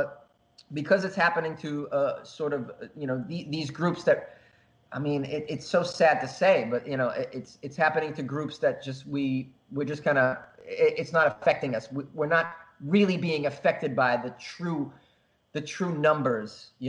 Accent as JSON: {"language": "English", "country": "Japan", "said": "I thought, well, I'm from Japan. They're gonna take my temperature."}